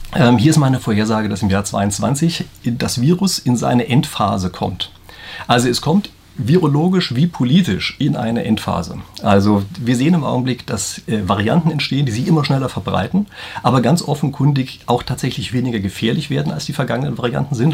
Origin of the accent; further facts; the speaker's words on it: Germany; bei uns in Deutschland